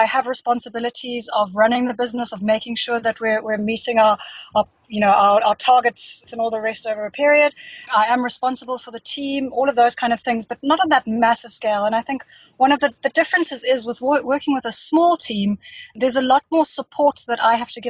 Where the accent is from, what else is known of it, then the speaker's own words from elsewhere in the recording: Johannesburg, Gauteng, South Africa; also born or lived in Cape Town / United Kingdom; I grew up in Joburg.